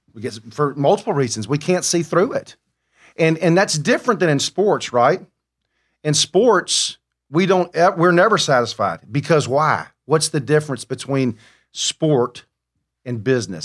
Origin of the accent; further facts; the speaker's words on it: Mobile, Alabama, United States; I am from Mobile, the, the womb of greatness, the birthplace of Mardi Gras